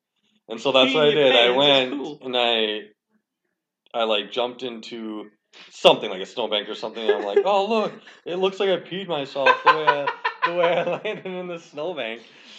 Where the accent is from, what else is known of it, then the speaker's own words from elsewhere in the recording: Winona, Minnesota, United States; It was fun. I came from Winona and, yeah, I just remember.